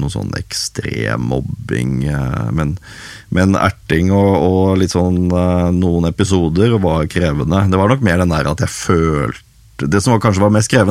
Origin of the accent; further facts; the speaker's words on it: Haugesund, Rogaland, Norway; born there; also born or lived in Sola / Overhalla / Skogn / Hedmarken; så jeg er født i Haugesund, eh, men bodde litt eh, der. Bodde litt på Sola. Eh, bodde noe som heter Overhalla oppe i Trøndelag. Bodde i Skogn.